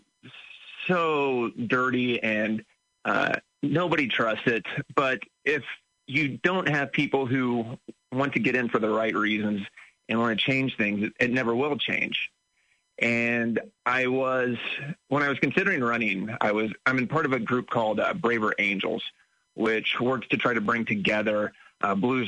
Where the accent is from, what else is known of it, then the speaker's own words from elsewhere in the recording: Champaign, Illinois, United States; moved away as an adult; born and raised in Champaign County, grew up on the family farm just south of Champaign.